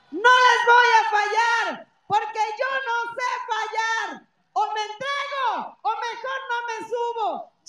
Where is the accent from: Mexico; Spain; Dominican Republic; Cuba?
Mexico; State of Mexico; Esta es mi casa, esta es mi tierra y la voy a defender con todo lo que soy y con todo lo que tengo. Vamos a trabajar por este país, vamos a trabajar por la patria chica que es el Estado de México